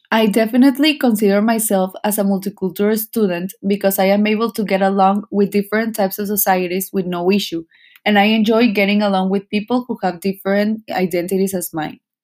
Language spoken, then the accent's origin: English; Monterrey, Nuevo León, Mexico; I was born and raised in Monterrey, Nuevo León